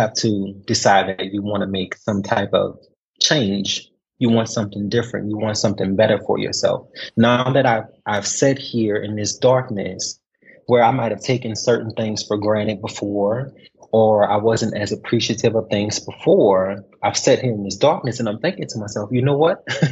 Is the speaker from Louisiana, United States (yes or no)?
yes; New Orleans, Louisiana, United States; moved away as an adult; now in Kuwait; I'm originally from New Orleans, Louisiana, born and bred